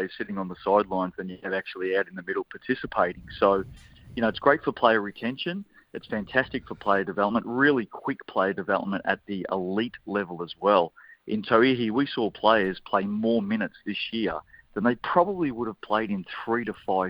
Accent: Australia; now in New Zealand; Here I am as an Aussie

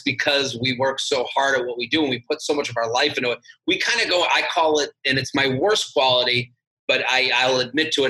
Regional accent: outside of Boston, Massachusetts, United States; I'm from Boston. I'm from outside of Boston

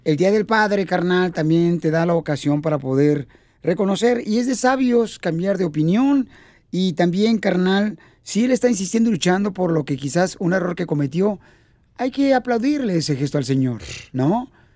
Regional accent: Ocotlán, Jalisco, Mexico; now in United States; nos quedamos mi mamá y yo en Ocotlán, Jalisco

